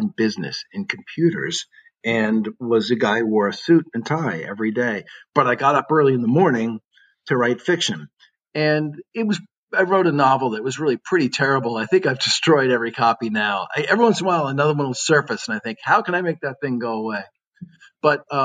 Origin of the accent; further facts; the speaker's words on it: New England, United States; moved away; also born or lived in Iowa; I'm from New England, and so I had an Easterner snobbery